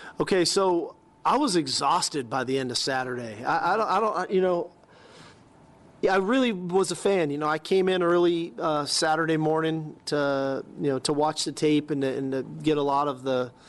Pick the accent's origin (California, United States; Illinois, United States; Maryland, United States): California, United States; moved away; growing up in California